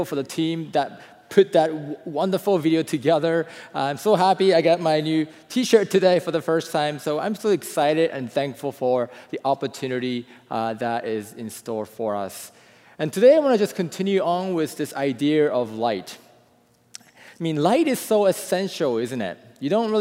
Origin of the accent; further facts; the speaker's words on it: Japan; I am from Japan, you know, growing up in a different country